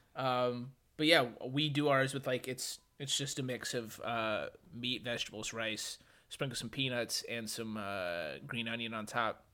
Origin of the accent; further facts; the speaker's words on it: United States; as an American